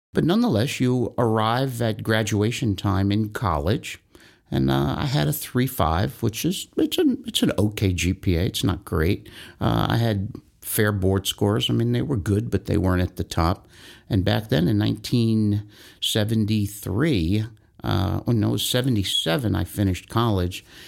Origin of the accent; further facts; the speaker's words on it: Tarrytown, New York, United States; I'm born and raised in Tarrytown, New York. I've been there my whole life.